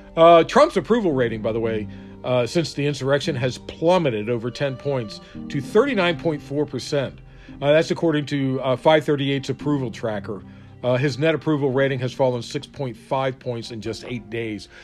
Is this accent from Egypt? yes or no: no; Maryland, United States; I'm from Maryland